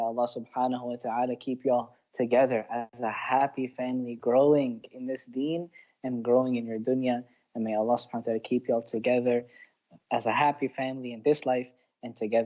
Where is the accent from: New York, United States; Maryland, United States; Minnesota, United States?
Maryland, United States; Baltimore; I was born and raised in Baltimore